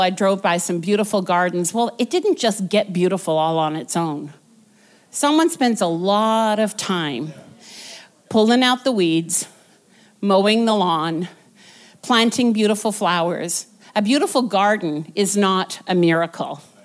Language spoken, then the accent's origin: English; Vancouver, British Columbia, Canada; moved away as an adult; we were from Vancouver, born and raised in Vancouver